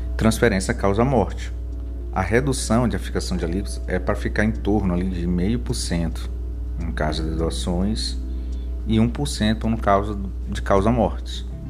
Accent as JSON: {"language": "Portuguese", "town": "São Luís", "region": "Maranhão", "country": "Brazil", "said": "eu sou de São Luís do Maranhão"}